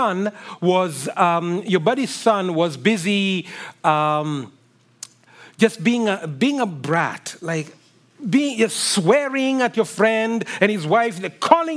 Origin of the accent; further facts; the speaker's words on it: Kenya; moved away; I grew up in Kenya